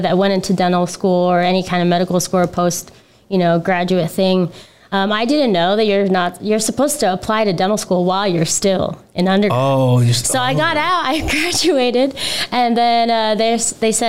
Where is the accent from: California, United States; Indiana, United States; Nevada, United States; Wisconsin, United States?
Nevada, United States; Las Vegas; also born or lived in Los Angeles / New York; I grew up here in Las Vegas.